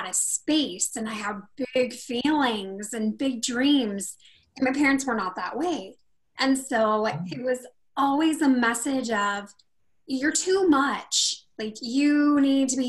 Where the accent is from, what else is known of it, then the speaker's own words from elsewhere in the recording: Rocklin, California, United States; also born or lived in Sacramento, California; we lived in a little town called Rocklin, California